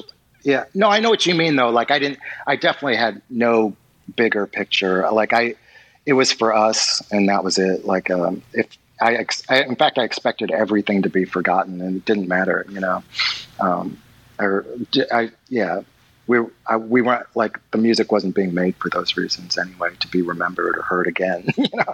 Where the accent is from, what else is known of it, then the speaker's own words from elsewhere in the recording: Kentucky, United States; moved away as an adult; also born or lived in California; now in Los Angeles, United States; I was raised in Kentucky and stuff, and, like, I've been living for the past 5 years in California